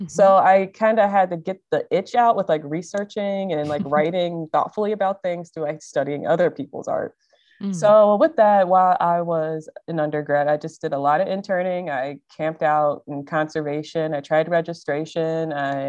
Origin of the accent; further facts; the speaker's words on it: Ohio, United States; moved away as an adult; now in Milwaukee, United States; So I'm kind of been in Milwaukee for about 7 years now. So I'm a transplant from Ohio.